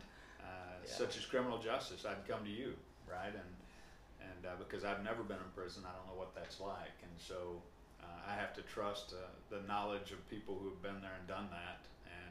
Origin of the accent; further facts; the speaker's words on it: Cleveland, Oklahoma, United States; also born or lived in Pawnee, Oklahoma / Parris Island, South Carolina; I was born and raised in Oklahoma, born in Pawnee, raised in Cleveland and Morrison area